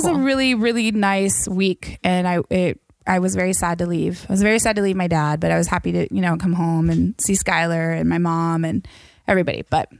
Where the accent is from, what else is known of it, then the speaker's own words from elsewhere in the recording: Washington, United States; moved away; I definitely miss my hometown. I love it. It was fall. It's crisp.